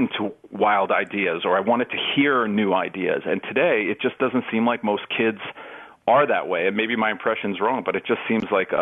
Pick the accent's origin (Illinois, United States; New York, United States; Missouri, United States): New York, United States; New York City; when I grew up in New York